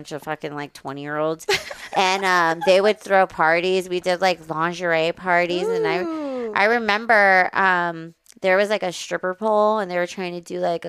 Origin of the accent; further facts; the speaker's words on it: Riverside, California, United States; also born or lived in Moreno Valley, California; I grew up in Riverside, California.